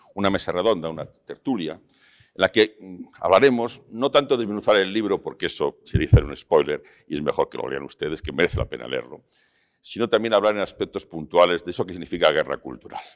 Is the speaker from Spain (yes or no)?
yes; León, Castile and León, Spain; now in Madrid, Spain; yo me fui de León hace muchos años, y, pero vengo frecuentemente, está mi madre